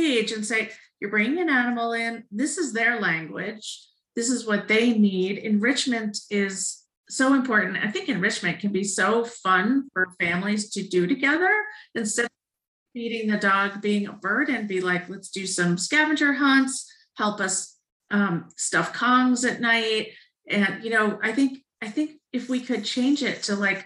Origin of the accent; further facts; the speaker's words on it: Vermont, United States; moved away; I grew up partially in Vermont